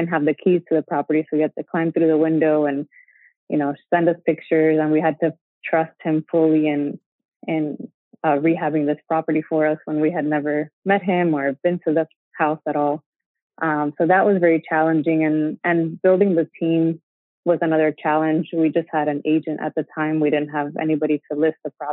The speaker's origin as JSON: {"language": "English", "town": "Miami", "region": "Florida", "country": "United States", "also_born_or_lived": "Gainesville, Florida / New York City", "moved": "as an adult", "said": "we were from Miami, which is South Florida."}